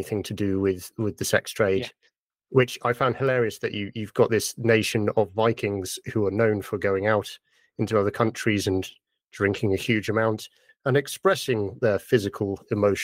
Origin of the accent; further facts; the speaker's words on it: United Kingdom; I'm British